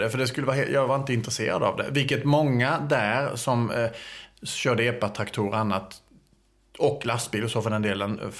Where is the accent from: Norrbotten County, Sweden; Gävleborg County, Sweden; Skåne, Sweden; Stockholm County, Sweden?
Skåne, Sweden; Jag minns någon gång i och för sig när jag kom från Skåne då att, men det var ju bara, du vet, att man pratade konstigt.